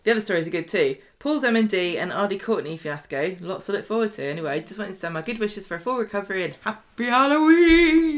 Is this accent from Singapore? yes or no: no; England, United Kingdom; us dumb English people